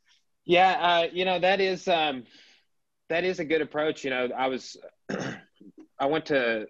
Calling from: Arkansas, United States; I'm contacting you from Arkansas. Right, like Southern United States, like we're you know kind of an obscure place to be.

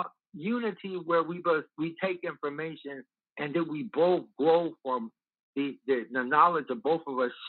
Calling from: Chicago, Illinois, United States; I'm calling from Chicago.

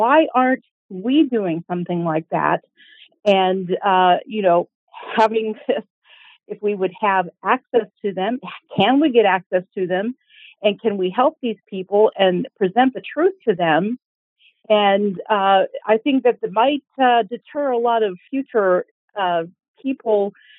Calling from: Midwest, United States; Calling from the Midwest.

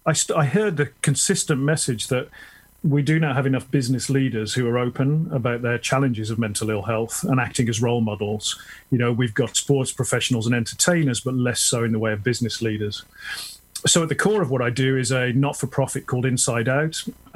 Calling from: a village near Tunbridge Wells, South East England, United Kingdom; So I'm calling in from the UK, a village near Tunbridge Wells, which is just outside of London.

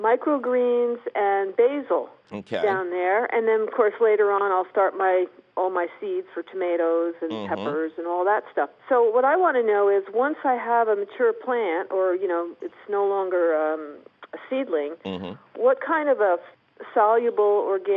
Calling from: Spokane, Washington, United States; I'm calling from Spokane, Washington.

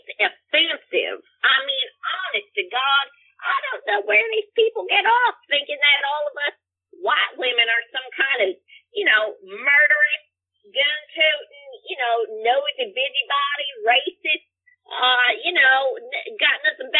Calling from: Plano, Texas, United States; I'm calling in from Plano, Texas, but you already knew that.

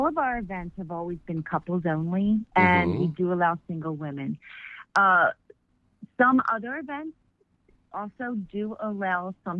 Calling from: Vero Beach, Florida, United States; I'm calling from Vero Beach, Florida.

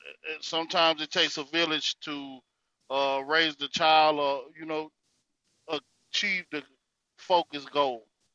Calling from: North Carolina, United States; This is …. Well, coming from the North Carolina territory.

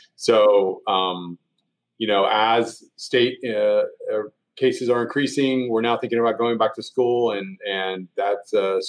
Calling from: Columbia, Missouri, United States; I'm in Columbia, Missouri. So I'm at the University of Missouri's campus, which is Columbia, Missouri. Columbia, Missouri is a college town, about 100,000 people in the middle of Misso

